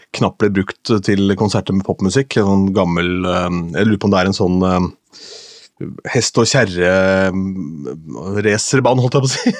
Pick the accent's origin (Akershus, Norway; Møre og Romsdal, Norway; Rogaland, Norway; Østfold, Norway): Østfold, Norway; Askim; moved away; hjemme i Askim